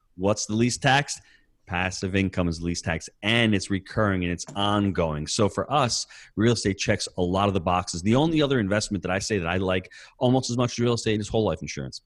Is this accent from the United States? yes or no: yes; New York, United States; being a New Yorker